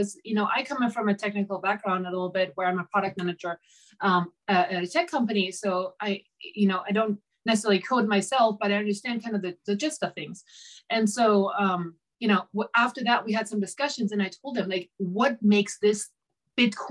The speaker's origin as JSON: {"language": "English", "country": "Germany", "moved": "as an adult", "lives_now": "United States", "said": "I'm originally from Germany"}